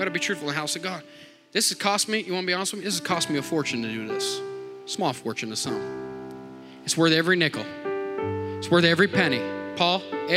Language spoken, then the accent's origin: English; Montdale, United States; I grew up in Montdale